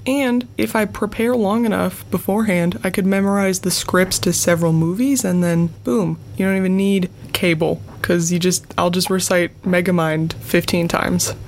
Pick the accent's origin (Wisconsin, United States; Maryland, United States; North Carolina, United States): Wisconsin, United States; I'm from Wisconsin